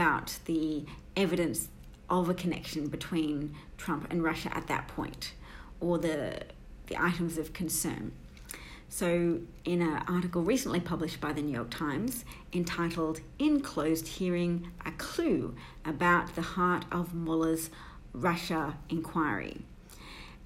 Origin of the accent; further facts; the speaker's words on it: Australia; I'm an Australian